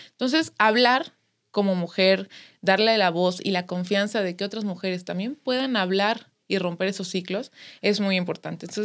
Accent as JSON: {"language": "Spanish", "country": "Mexico", "said": "todos somos mexicanas, todos somos mexicanos"}